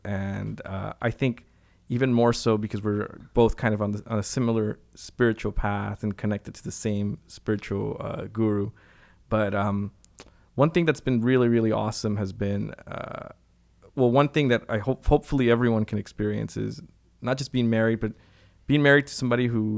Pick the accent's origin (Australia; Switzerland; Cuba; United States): Cuba; You know, I grew up in Cuba.